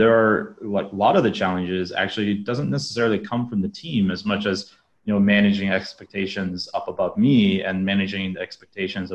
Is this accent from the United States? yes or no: yes; Alaska, United States; moved away as an adult; now in Southeast Asia; I'm originally from Alaska